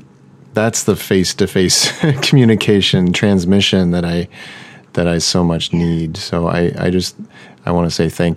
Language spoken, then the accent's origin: English; Oklahoma, United States; I grew up in Oklahoma.